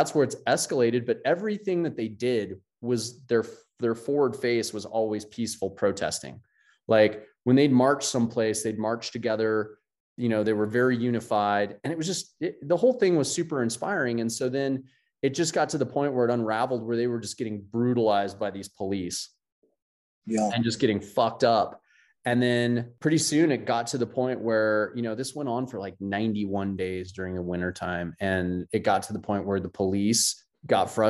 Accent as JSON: {"language": "English", "country": "United States", "said": "as an American"}